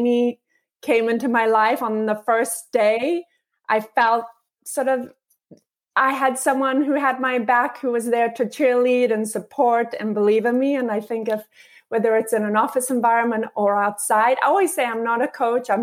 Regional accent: Luxembourg; moved away as an adult; also born or lived in South Africa; now in United States; I actually was born in South Africa and then spent most of my formative years in a teeny little country called Luxembourg, and then came to the US for college

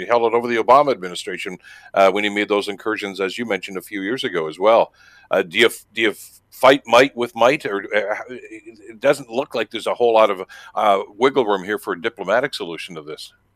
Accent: Canada; a Canadian citizen

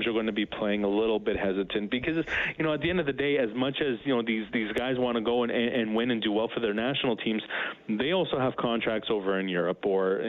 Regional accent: Canada; we're all Canadian

